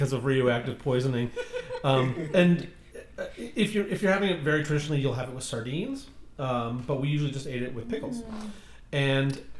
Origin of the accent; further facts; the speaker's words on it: Canada; growing up in Canada, where everyone sort of brings their own ethnic foods to the table